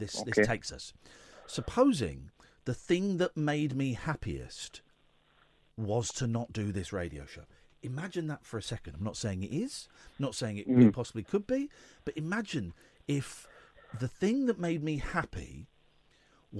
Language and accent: English; England, United Kingdom; we are London centric, and we're English